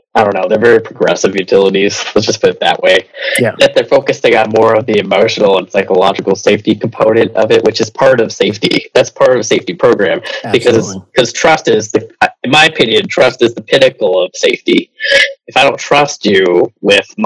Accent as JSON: {"language": "English", "region": "New England", "country": "United States", "said": "I'm from New England"}